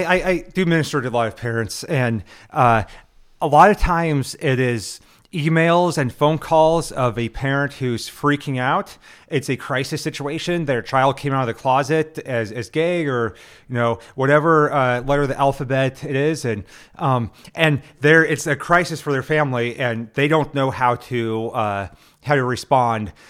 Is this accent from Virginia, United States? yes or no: no; Nebraska, United States; I'm from Nebraska, where everything's about the Huskers